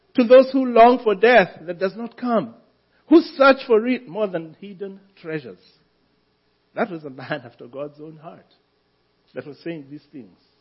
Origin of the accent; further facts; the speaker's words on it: Kenya; moved away; I am a Kenyan